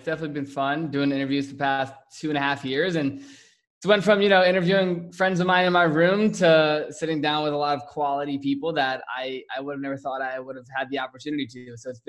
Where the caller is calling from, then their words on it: Scottsdale, Arizona, United States; I am in Scottsdale, Arizona.